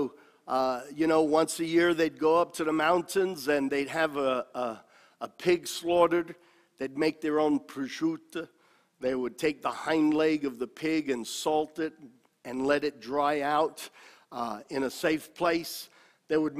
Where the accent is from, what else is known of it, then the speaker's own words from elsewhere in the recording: New York City, New York, United States; also born or lived in Italy; I was growing up in New York City, Italian by descent, but totally separated from my Italian heritage